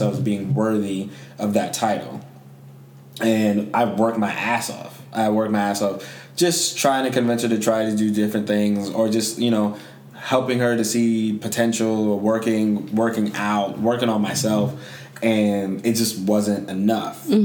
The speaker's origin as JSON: {"language": "English", "country": "Jamaica", "said": "I'm Jamaican"}